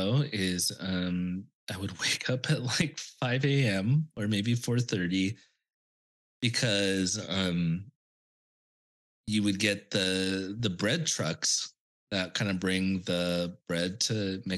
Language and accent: English; Longview, Washington, United States; moved away as an adult; also born or lived in Seattle / New York City / Europe; now in Santa Monica, United States; I spent my entire life in Washington State, like growing up in Longview and, you know, where I went to school in Seattle